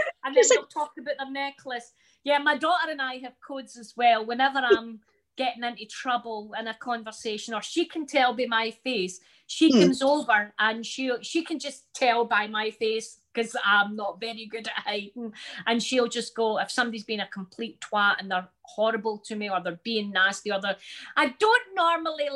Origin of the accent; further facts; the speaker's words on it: Glasgow, Scotland, United Kingdom; I'm a Glaswegian woman.